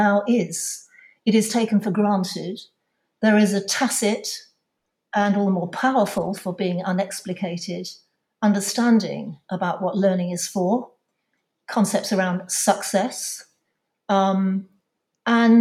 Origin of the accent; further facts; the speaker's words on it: London, United Kingdom; I'm from London.